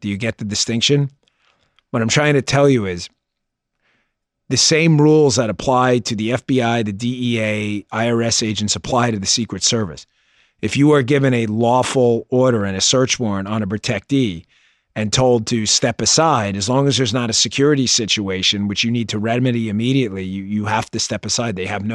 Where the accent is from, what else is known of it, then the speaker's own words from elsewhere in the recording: New York, United States; moved away; Growing up in New York